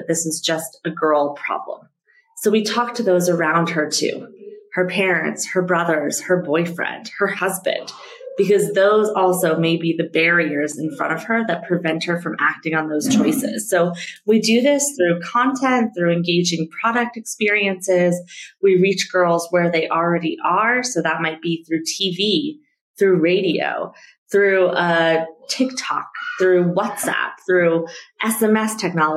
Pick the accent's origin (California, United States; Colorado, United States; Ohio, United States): Colorado, United States; Denver; moved away as an adult; now in Nairobi, Kenya; I grew up in Denver, Colorado